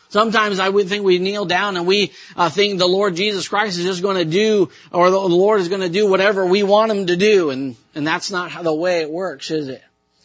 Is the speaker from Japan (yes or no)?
yes; Japan; sometimes I believe that I had some kind of haughty thoughts like that as, you know, I grew up in Japan. I know how to speak the language.